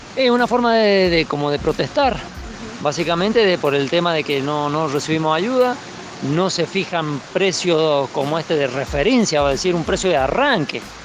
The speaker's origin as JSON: {"language": "Spanish", "town": "Fray Luis Beltrán", "region": "Mendoza", "country": "Argentina", "said": "soy de Fralí Beltrán"}